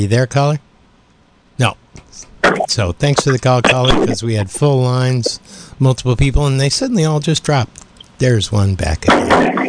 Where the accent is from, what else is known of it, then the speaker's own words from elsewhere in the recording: Oberlin, Ohio, United States; moved away; my hometown of Oberlin